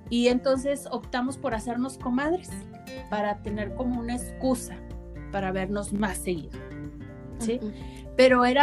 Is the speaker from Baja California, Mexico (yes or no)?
no; Monterrey, Nuevo León, Mexico; moved away as an adult; now in Saltillo, Mexico; yo tengo 5 años viviendo aquí en Saltillo y cuando yo soy originaria de Monterrey